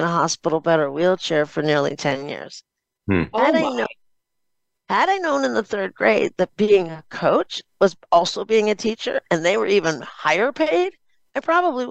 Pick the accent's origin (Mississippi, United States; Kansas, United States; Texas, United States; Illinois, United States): Illinois, United States; Chicago; also born or lived in Cleveland, Ohio; I was born in Cleveland, Ohio, moved to Chicago, Illinois when I was in the third grade.